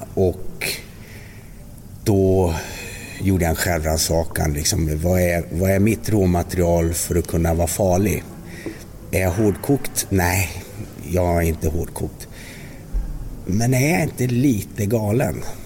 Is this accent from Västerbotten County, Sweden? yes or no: yes; Västerbotten County, Sweden; moved away; also born or lived in Småland; jag kom ju där uppe från Västerbotten